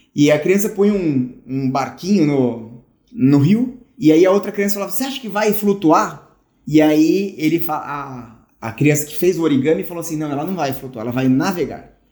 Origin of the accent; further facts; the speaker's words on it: São Paulo, Brazil; moved away; quando eu era menino, morava aí em São Paulo